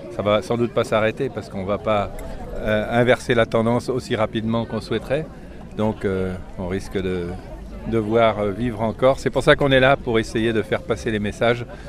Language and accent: French; Quimperlé, Brittany, France; Je viens de Camperlé, du Far West.